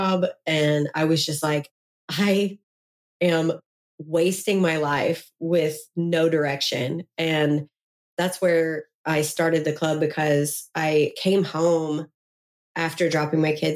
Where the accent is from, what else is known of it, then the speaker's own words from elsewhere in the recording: Memphis, Tennessee, United States; I'm from Memphis, Tennessee.